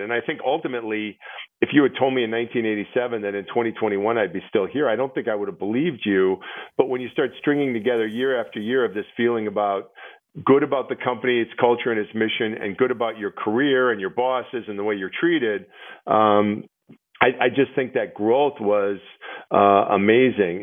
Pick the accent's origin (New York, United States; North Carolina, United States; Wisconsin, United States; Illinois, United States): Wisconsin, United States; Milwaukee; my hometown of Milwaukee